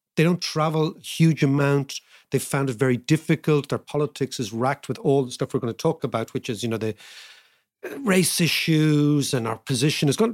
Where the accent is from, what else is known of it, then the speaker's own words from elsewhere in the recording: Ireland; being Irish